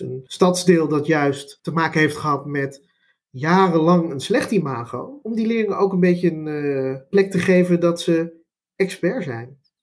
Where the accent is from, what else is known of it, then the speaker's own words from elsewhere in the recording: Amsterdam, North Holland, Netherlands; first language Dutch; Ik kom zelf uit Amsterdam, Amsterdam-Oost